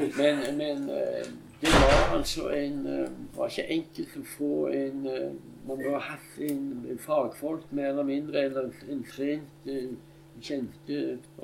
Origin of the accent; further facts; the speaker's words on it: Stavanger, Rogaland, Norway; jeg kom fra Hillevåg